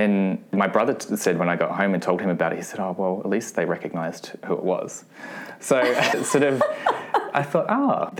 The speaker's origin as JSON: {"language": "English", "town": "Adelaide", "region": "South Australia", "country": "Australia", "tie": "born or raised there", "said": "I was born in Adelaide and I grew up in a suburb called Flagstaff Hill, which was about an hour out of the city"}